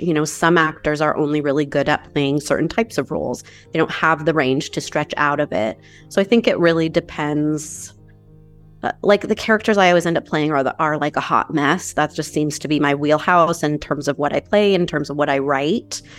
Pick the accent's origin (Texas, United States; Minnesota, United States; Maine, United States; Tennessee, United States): Maine, United States; also born or lived in New Hampshire; now in Southern California, United States; I grew up in Maine and then New Hampshire, and I currently live in Southern California.